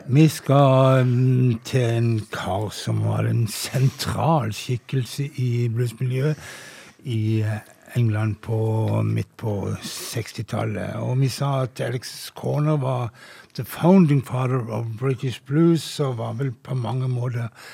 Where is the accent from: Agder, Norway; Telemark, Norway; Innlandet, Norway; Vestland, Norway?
Agder, Norway; Flekkefjord; når jeg var en ung mann og gikk på fester hjemme i Flekkefjord